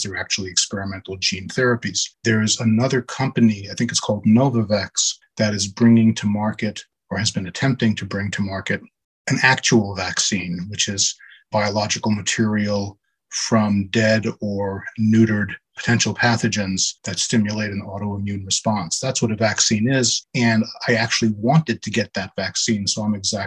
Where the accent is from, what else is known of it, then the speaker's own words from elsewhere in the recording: New York City, New York, United States; I was born and raised in Brooklyn, New York. I'm a lifelong New Yorker